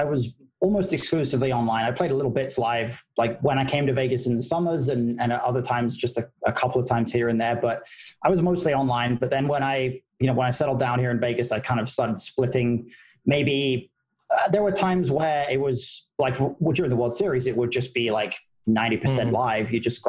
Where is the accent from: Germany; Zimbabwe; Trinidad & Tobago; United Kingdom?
United Kingdom; now in United States; I am. Yeah, that is true. Yeah, my accent is washing out a little bit.